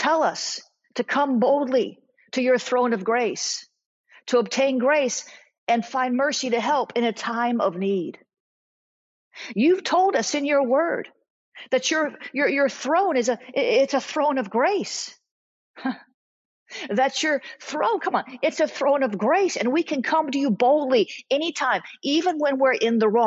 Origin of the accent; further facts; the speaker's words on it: South Florida, United States; I'm from the South. I'm not Southern. I'm from South Florida, so it's not like the rest of the South